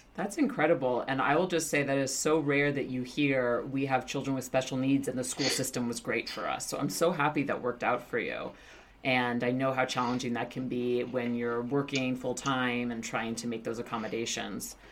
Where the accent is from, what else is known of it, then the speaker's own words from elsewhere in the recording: New York City, New York, United States; I'm from Queens